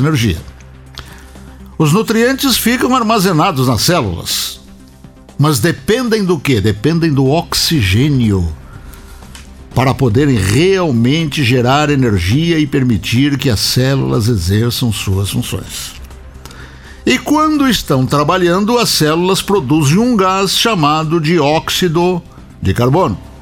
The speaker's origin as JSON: {"language": "Portuguese", "town": "Rio Grande", "region": "Rio Grande do Sul", "country": "Brazil", "tie": "born or raised there", "moved": "yes", "said": "no ginásio Lemo Júnior da cidade de Rio Grande, a cidade onde eu nasci"}